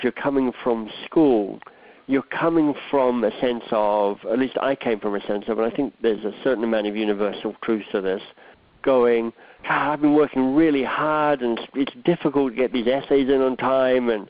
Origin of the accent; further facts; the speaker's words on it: Australia; moved away as an adult; also born or lived in Oxford, England / Boston, United States; now in Toronto, Canada; I'm Australian by birth. Grew up there, went to high school there, went to university there